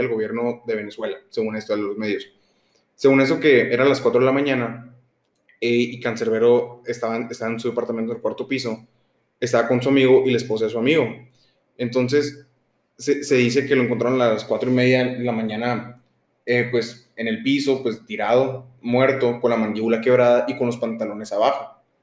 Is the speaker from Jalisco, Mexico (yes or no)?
no; Hermosillo, Sonora, Mexico; nosotros somos de Hermosillo, Sonora, los dos